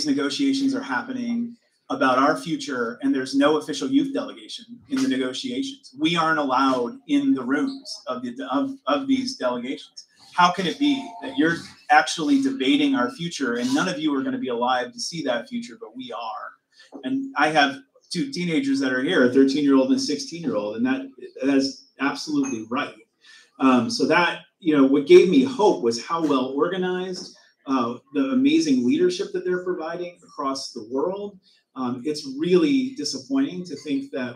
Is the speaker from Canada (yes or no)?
no; Cleveland, Ohio, United States; I'm from Cleveland, and then follow it up with Ohio in the United States